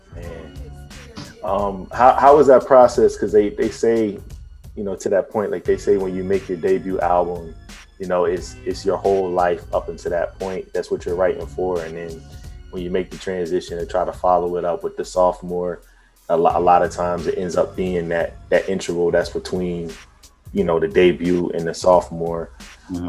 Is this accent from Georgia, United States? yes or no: no; Virginia, United States; I'm from Virginia